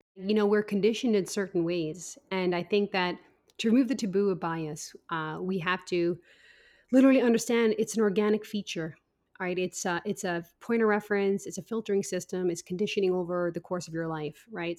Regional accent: Ireland; now in United States; I grew up in Ireland

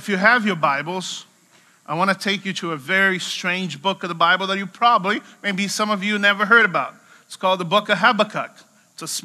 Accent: Brazil; I'm from Brazil, so Brazilians are very good at doing barbecue.

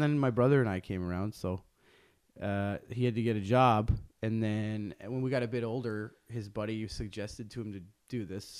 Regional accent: Ottawa, Ontario, Canada; also born or lived in Toronto; I was born in Toronto. Toronto. And then, yeah, and then my family moved to Ottawa when I was very young.

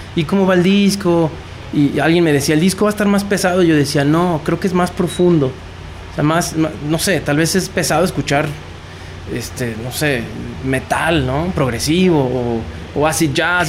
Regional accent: Mexico; De México.

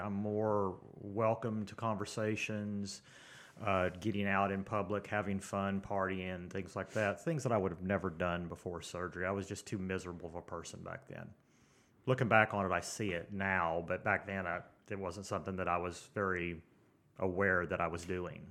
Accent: Tulsa, Oklahoma, United States; I'm from Tulsa

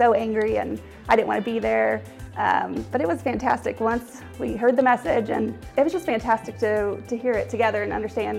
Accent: Milford, Massachusetts, United States; we're from Milford, Massachusetts.

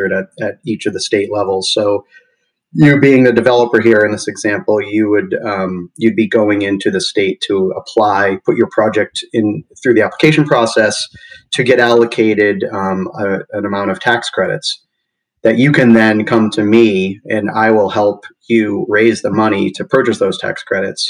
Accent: Massachusetts, United States; moved away as an adult; also born or lived in Midwest; now in Oakland, United States; I grew up in the East Coast, Massachusetts, and made my way slowly west.

